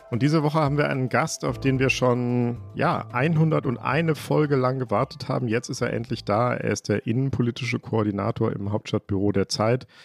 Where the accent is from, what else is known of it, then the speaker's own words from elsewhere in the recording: Hamburg, Germany; ich komme auch aus Rahlstedt.